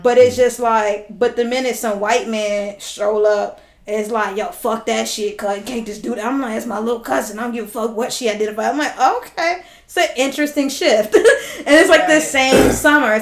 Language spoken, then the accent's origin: English; Los Angeles, California, United States; I grew up in South